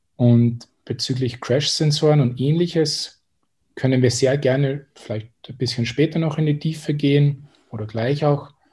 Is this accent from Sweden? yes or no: no; Austria; accent: Austrian; also born or lived in Salzburg / Tyrol; von meiner Aussprache erkennt man wahrscheinlich schon, dass ich Österreicher bin und auch aus, dem, aus Salzburg und Tirol komme.